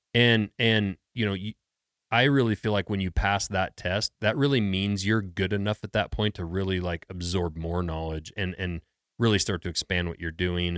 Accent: Lincoln, Montana, United States; I grew up in Lincoln, Montana, which is a small logging town

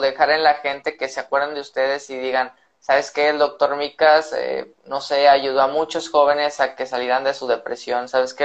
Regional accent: northern Mexico, Mexico; somos norteños

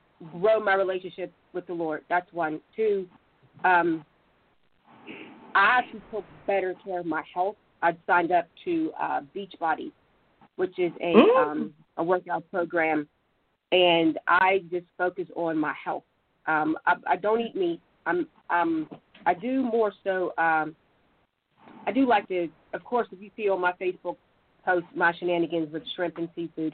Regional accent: Pittsburgh, Pennsylvania, United States; also born or lived in Monroeville; I'm from Pittsburgh, born and raised from Pittsburgh

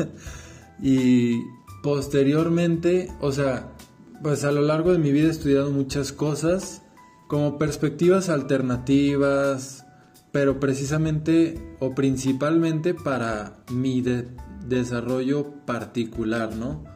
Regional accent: Guadalajara, Jalisco, Mexico; soy de México, Guadalajara, Jalisco

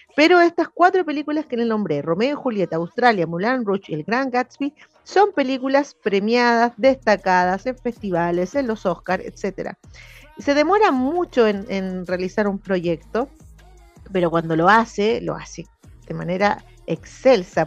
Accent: Chile; como chilenos y chilenas

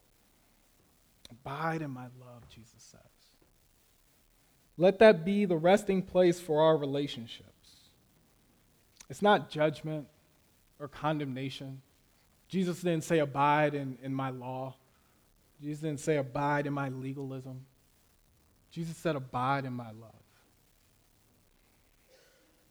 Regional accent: Florida, United States; also born or lived in Las Vegas, Nevada, United States; I grew up in Las Vegas, and we moved to Florida when I was about 8

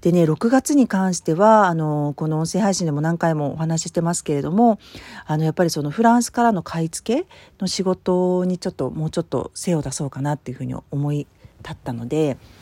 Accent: Tokyo, Japan; born or raised there; moved away

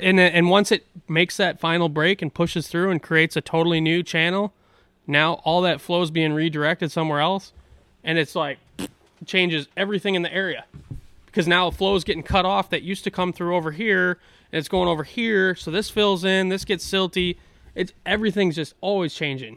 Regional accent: La Crosse, Wisconsin, United States; some of those sloughs where I grew up in Goose Island

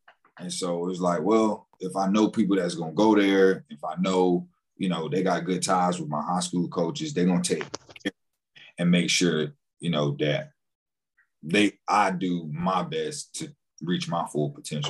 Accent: Palm Beach County, Florida, United States; also born or lived in North Carolina; So born and raised in Palm Beach County, 26 years old.

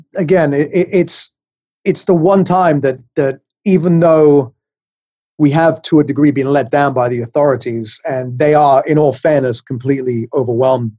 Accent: England, United Kingdom; now in New York, United States; I'm from England. You can tell I have a funny accent, but I've been in New York for about 35 years

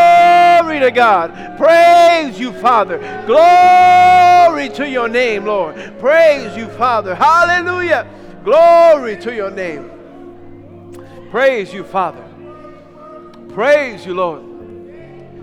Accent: New York, United States; I grew up in New York just wreaking havoc

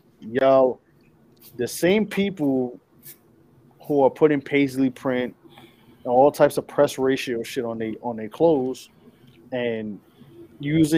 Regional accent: New York, United States; I'm from New York

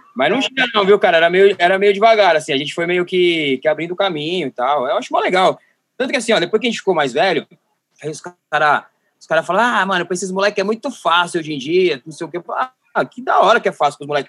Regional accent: Osasco, São Paulo, Brazil; eu sou, na real, do Jardim Dávila, que é o último bairro de Osasco, divisa com São Paulo

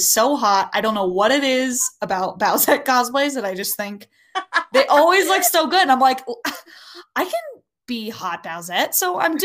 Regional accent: Wyoming, United States; moved away as an adult; now in Colorado, United States; I'm from Wyoming, and there is no Renaissance Fair there.

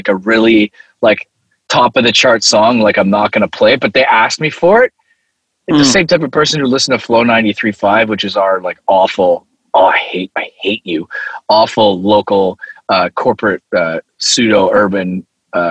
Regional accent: Canada

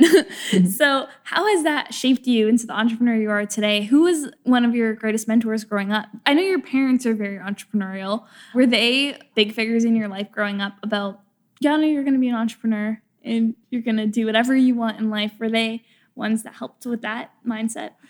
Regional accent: Canada; now in Los Angeles, United States; I'm from a small town in, in, Canada

